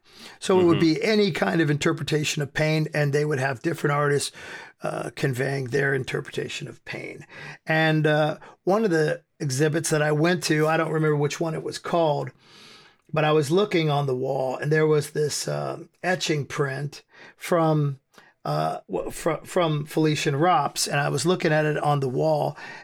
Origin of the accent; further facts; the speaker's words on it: United States; I grew up in America, and in 1988, there was the PMRC, which was conservative group of wives of politicians who took it upon themselves to be the moral police of America.